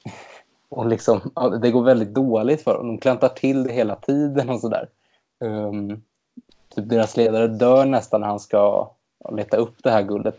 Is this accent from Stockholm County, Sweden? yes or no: yes; Stockholm, Stockholm County, Sweden; jag kommer från Stockholm och till skillnad från Linda har jag inte lyckats ta mig härifrån ännu